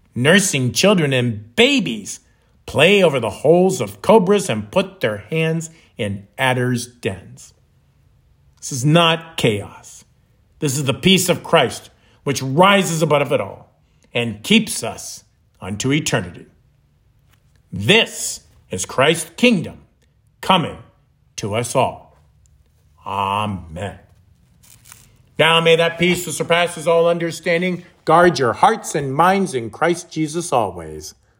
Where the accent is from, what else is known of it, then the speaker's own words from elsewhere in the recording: the North, United States; moved away as an adult; now in Florida, United States; Growing up in the North